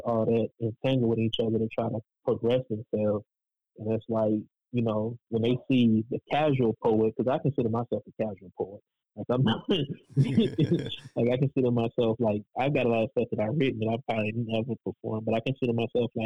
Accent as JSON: {"language": "English", "town": "Raleigh", "region": "North Carolina", "country": "United States", "tie": "born or raised there", "said": "I was born and raised in Raleigh"}